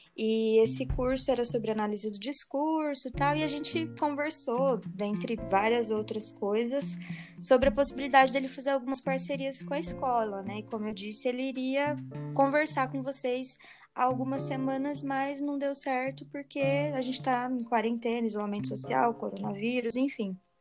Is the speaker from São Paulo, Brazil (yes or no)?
yes; Hortolândia, São Paulo, Brazil; also born or lived in Marília; adolescência foi em Hortolândia